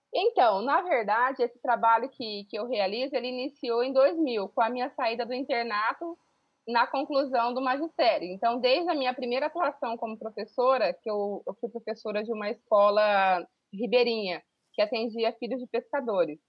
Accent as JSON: {"language": "Portuguese", "region": "Pantanal", "country": "Brazil", "tie": "born or raised there", "said": "eu sou aqui do Pantanal, e sou uma, uma professora que desde muito cedo sonhou com, em ser professora"}